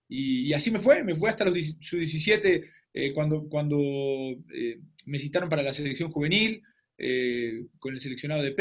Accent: Argentina; now in Mexico

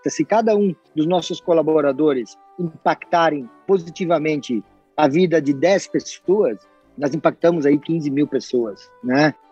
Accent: Santa Catarina, Brazil; accent: strong R, German and Italian colonization; Eu venho de uma região do oeste de Santa Catarina, onde a pronunciação do R ela é bastante carregada, porque é uma colonização alemã e italiana.

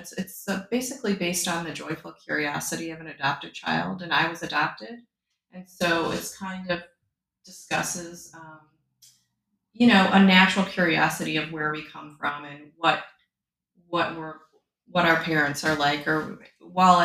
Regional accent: Michigan, United States; moved away as an adult; now in Milton, United States; I am from Michigan, but we've lived here for 10 years.

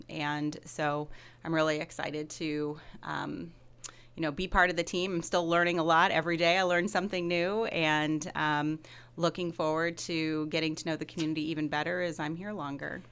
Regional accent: Decatur, Illinois, United States; moved away as an adult; also born or lived in Chicago; now in Monmouth, United States; I grew up in Decatur, so about two and a half hours from Monmouth. So it's great to be back in Illinois

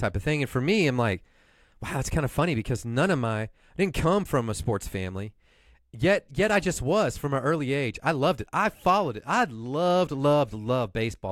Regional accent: Houston, Texas, United States; growing up in Houston

